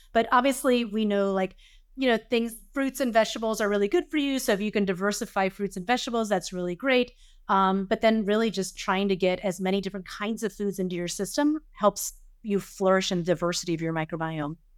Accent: the South, United States; I grew up in the South.

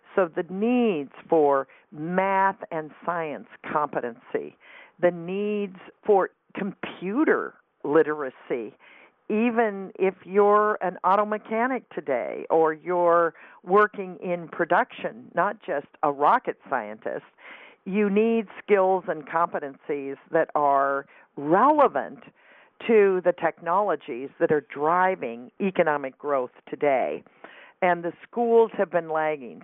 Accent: California, United States; I grew up in California, but I grew up in a town where everybody went to the same high school

